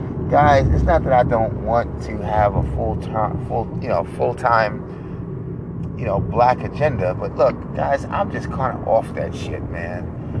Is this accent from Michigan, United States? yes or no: no; New York, United States; Thank God I'm older. I got thicker skin. I'm from New York. I don't give a shit.